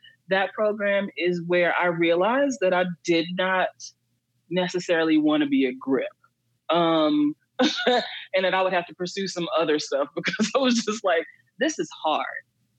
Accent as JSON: {"language": "English", "town": "Queens", "region": "New York", "country": "United States", "tie": "born or raised there", "also_born_or_lived": "Texas", "said": "I'm originally from Queens, but my dad lived in Texas, and I was raised between Texas and New York, between him, my mom, and my dad."}